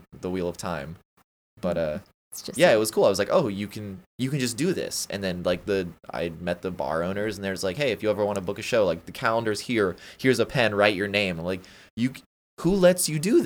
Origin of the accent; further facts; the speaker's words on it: St. Augustine, Florida, United States; I'm from St. Augustine